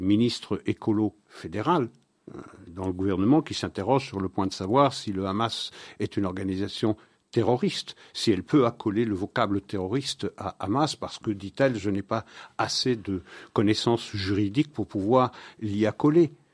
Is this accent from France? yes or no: no; Belgium; c'est chez nous en Belgique